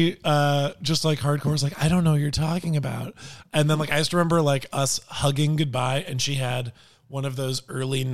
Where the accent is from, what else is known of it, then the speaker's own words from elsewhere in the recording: Cleveland, Ohio, United States; moved away; I'm from Ohio originally, Cleveland